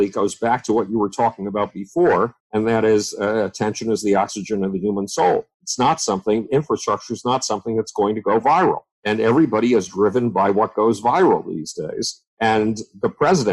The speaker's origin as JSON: {"language": "English", "town": "Buffalo", "region": "New York", "country": "United States", "tie": "born or raised there", "said": "when I was 10 years old, nobody in the city of Buffalo, New York, my hometown"}